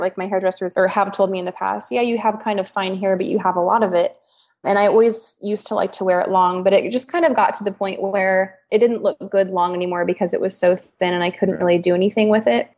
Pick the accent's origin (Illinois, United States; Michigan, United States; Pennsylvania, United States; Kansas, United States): Kansas, United States; moved away as an adult; now in Portland, United States; we're from Kansas